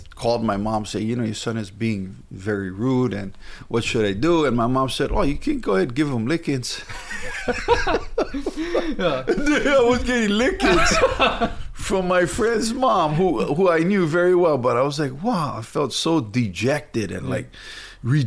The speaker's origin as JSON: {"language": "English", "town": "Hauula", "region": "Hawaii", "country": "United States", "tie": "born or raised there", "said": "I grew up in Haula, north side of the island of Oahu"}